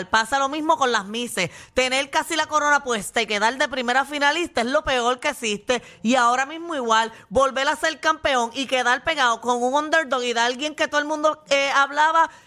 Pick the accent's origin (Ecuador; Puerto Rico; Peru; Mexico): Puerto Rico; Mayagüez; soy de Mayagüez y mi equipo se eliminó desde el principio.